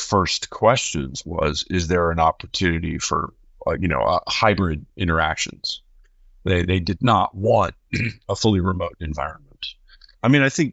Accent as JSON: {"language": "English", "country": "United States"}